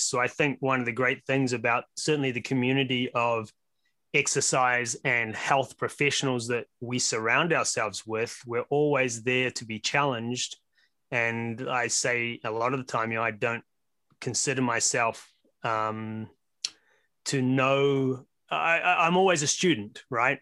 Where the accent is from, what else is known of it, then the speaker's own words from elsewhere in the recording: New Zealand; now in Las Vegas, United States; You can tell from my accent that I'm actually from Brooklyn, um, via way of New Zealand. Uh, been here in the U S about twenty years now